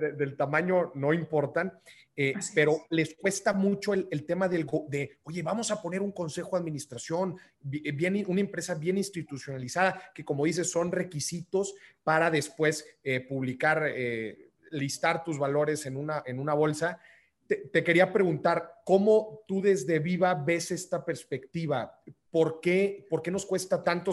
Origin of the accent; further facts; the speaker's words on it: northern Mexico, Mexico; moved away; como decimos allá en el norte